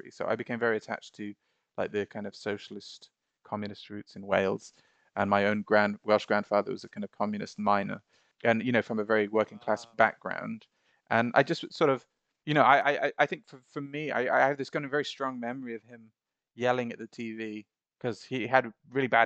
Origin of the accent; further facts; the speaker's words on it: Bahrain; I was so annoyed that we'd not been allowed to study Arabic uh, growing up in Bahrain, like I remember our parents had